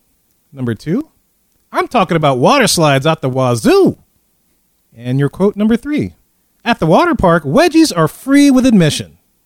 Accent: Louisiana, United States; we're from Louisiana. We use French things.

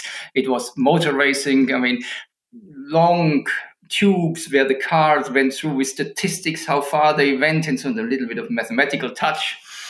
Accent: Illertissen, Bavaria, Germany; I was born in Germany, in Illertissen, in southern Germany, small town.

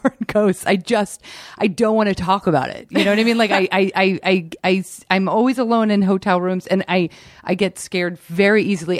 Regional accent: New York, United States; growing up on the East Coast, like, I hated Los Angeles.

